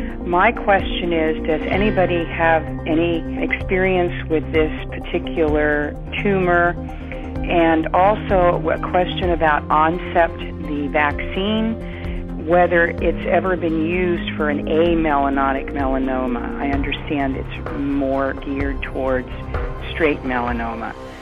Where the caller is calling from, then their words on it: Mendocino, California, United States; I'm calling from Mendocino, California.